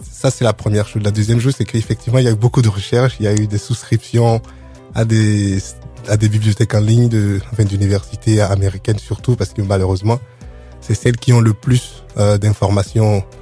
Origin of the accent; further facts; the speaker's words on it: Benin; Moi, en tant qu'Africain, ayant grandi sur le continent, j'ai grandi au Bénin.